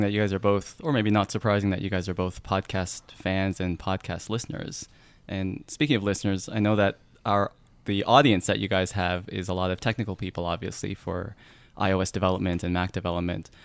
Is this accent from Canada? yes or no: yes; Canada; accent: Canadian; my Canadian accent